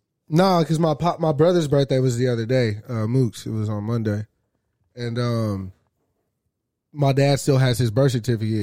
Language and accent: English; Grand Prairie, Texas, United States; The hospital that I was born at is in Grand Prairie